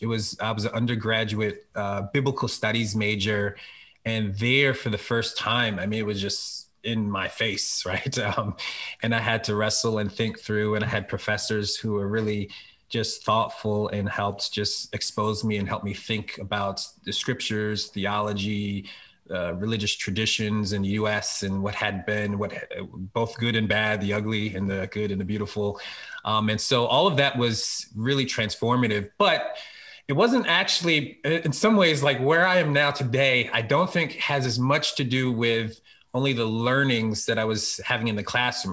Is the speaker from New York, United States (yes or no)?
no; Philadelphia, Pennsylvania, United States; now in Harrisburg, United States; I'm really from Philly, um, and uh, PK, a pastor's kid.